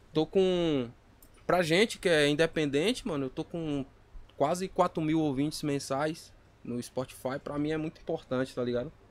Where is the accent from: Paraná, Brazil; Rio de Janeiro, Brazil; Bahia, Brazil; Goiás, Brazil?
Bahia, Brazil; now in São Paulo, Brazil; Eu vim da Bahia